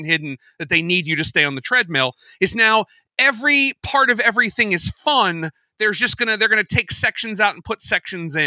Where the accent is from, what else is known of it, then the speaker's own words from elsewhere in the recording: United States; as an American